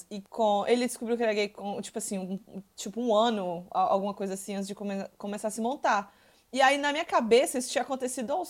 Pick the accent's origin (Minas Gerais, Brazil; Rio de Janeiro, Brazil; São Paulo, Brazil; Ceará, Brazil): Minas Gerais, Brazil; eu que sou de Minas Gerais